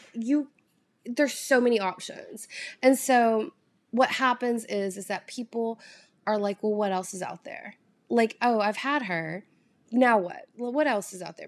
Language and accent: English; the South, United States; accent: drawl; moved away; I'm from the South. Like, I grew up eating very calorie-heavy foods